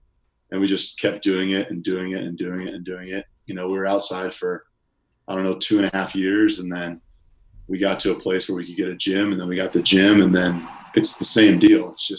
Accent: Kansas City, United States; moved away as an adult; now in Los Angeles, United States; I grew up in Kansas City, lived there my whole life. Literally didn't travel at all. I was typical Midwestern, just stay put.

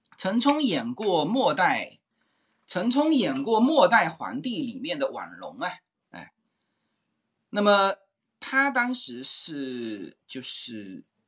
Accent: China; 我们中国大陆和台湾人，我们共称华人

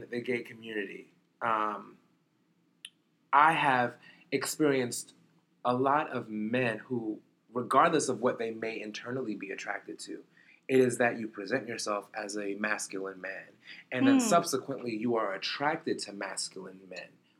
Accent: New York City, New York, United States; I was born in Brooklyn.

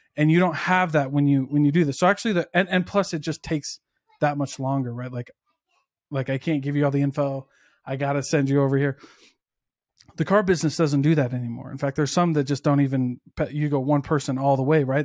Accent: Midwest, United States; I'm also from the Midwest where, like, most of my high school didn't go to college

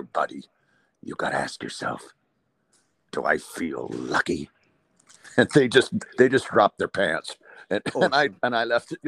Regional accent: Port Dover, Ontario, Canada; also born or lived in Dublin, Ireland; I come from a small town, a fishing town in Lake Erie, in Port Dover, Ontario, in Canada here

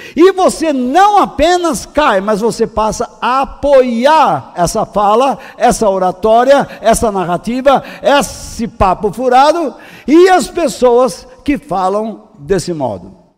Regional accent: Brazil; eu sou brasileiro

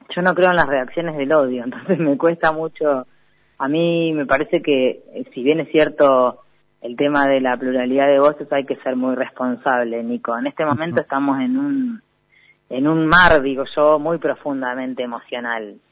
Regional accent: Necochea, Buenos Aires Province, Argentina; soy de Necochea

